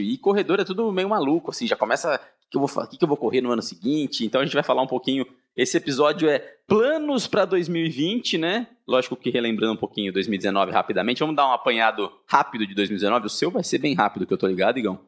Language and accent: Portuguese; Sorocaba, São Paulo, Brazil; Sorocaba, minha terra